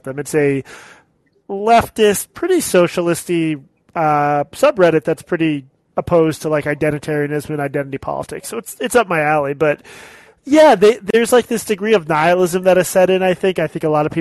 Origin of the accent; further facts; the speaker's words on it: Massachusetts, United States; growing up in Massachusetts